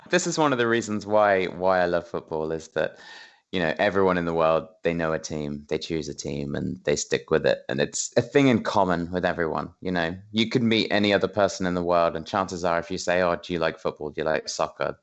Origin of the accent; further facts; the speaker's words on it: England, United Kingdom; I'm I'm British, I'm an English gentleman